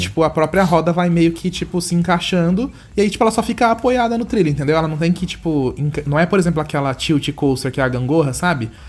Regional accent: Brazil; nós brasileiros

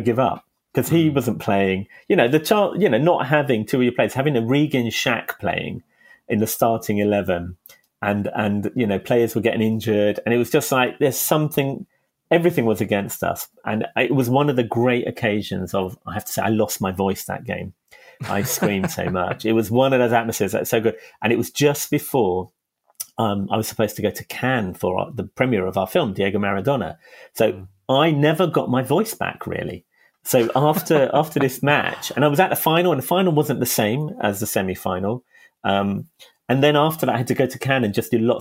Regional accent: London, United Kingdom; I'm a Hackney boy. I'm from East London. And I always felt kind of affinity from where we were in Hackney growing up in the 70s

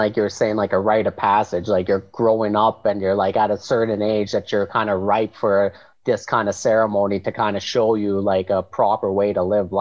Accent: Canada; I'm a Canadian

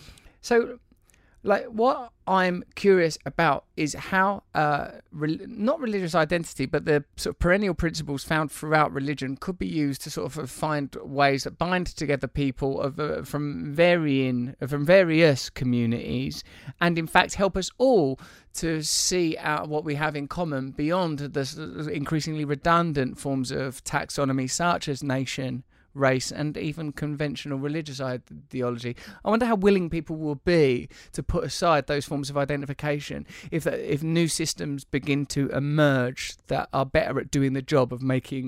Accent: England, United Kingdom; I'm English, so I don't spend any time around African American people, you know, like at all.

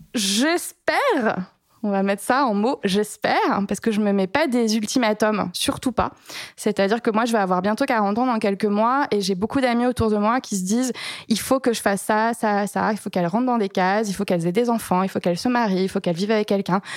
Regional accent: Paris, Île-de-France, France; je suis parisienne

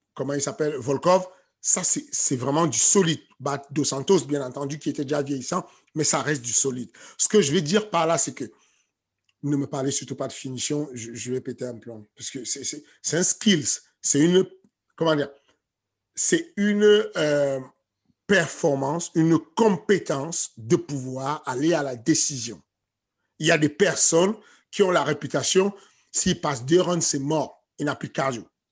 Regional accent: Cameroon; now in France; je suis un Africain, je suis Camerounais à base. Euh, nous, les Camerounais, on est très chauvin

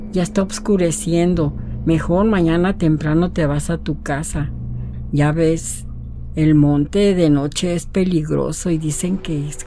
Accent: San Luis Acatlán, Guerrero, Mexico; Toda mi familia y yo somos del estado de Guerrero. Más específicamente, de unos pueblos que pertenecen al municipio de San Luis Acatlán, en la región de Costa Chica.

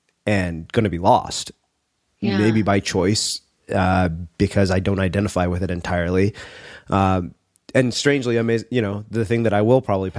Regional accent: United States; grown up as an Indian American

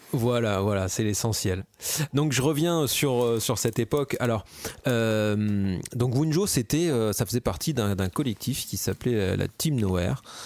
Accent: La Rochelle, Nouvelle-Aquitaine, France; moved away; moi je venais de La Rochelle à l'époque.

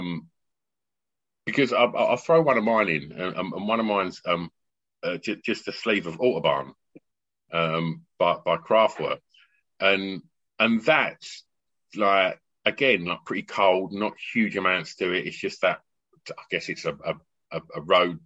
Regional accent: Tilbury, East of England, United Kingdom; the town I was born in, Tilbury

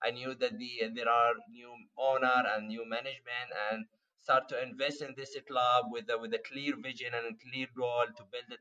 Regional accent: Palestine; moved away as an adult; now in Amsterdam, Netherlands; I am originally Palestinian, and I moved to the Netherlands 5 years ago

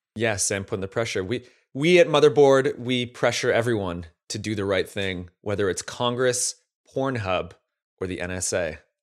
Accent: Canada; as a Canadian

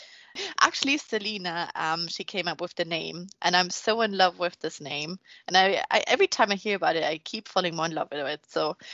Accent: Germany; accent: German; English is a second language; moved away as an adult; also born or lived in Frankfurt; now in Slough, United Kingdom; I'm 26 years old. I'm from Germany, as probably most can tell as well. German accents are quite strong. I studied my undergraduate in Germany, in Frankfurt, in biological sciences. And then I moved to London, actually to Slough.

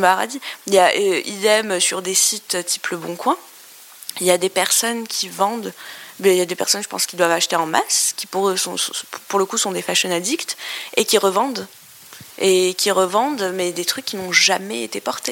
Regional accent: Algeria; moved away; je viens d'Algérie

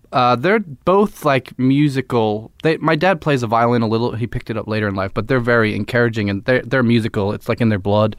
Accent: Philadelphia, Pennsylvania, United States; No, I live in Philly. I'm from Philly and I live there still

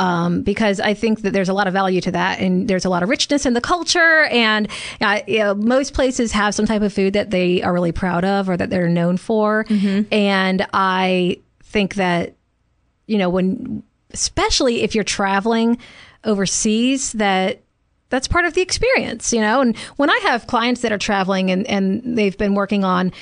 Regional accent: Louisiana, United States; when I went to a grocery store in my hometown in Louisiana

